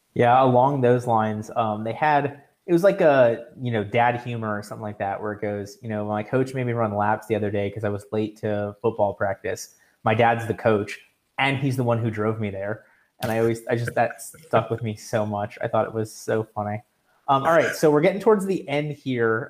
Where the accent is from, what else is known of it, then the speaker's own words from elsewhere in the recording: South Florida, United States; I'm from South Florida